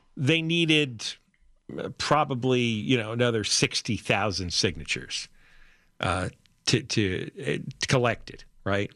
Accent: the New York area, United States; now in Los Angeles, United States; growing up in the New York area in the 1970s

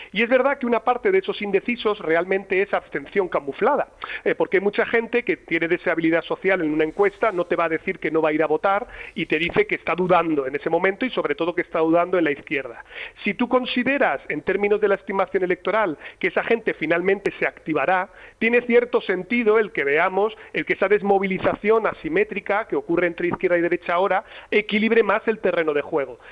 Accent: La Rioja, Spain; en La Rioja, de donde soy yo

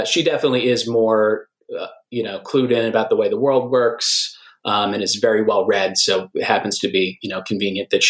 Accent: just outside Philadelphia, Pennsylvania, United States; also born or lived in New York; I'm actually originally from New York, but I grew up mostly just outside Philly, and then lived there for the past 16, 17 years now.

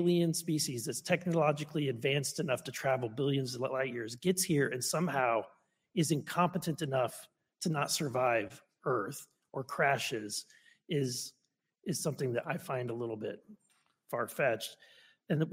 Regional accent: Missouri, United States; I'm from Missouri

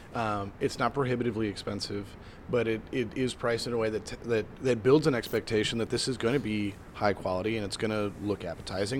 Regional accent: Midwest, United States; I grew up in the Midwest

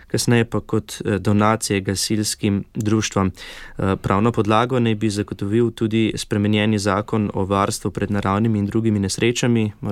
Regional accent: Slovenia; že so omenila, ja, da smo Slovenci znani po tradiciji gasilstva in prostovoljnih gasilskih društev.

